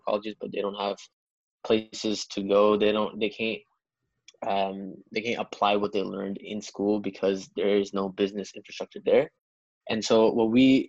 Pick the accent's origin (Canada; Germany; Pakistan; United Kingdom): Pakistan; I'm from Pakistan